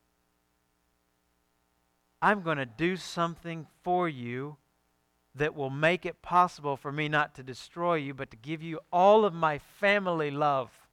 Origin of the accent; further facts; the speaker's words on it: Alabama, United States; I'm from Alabama.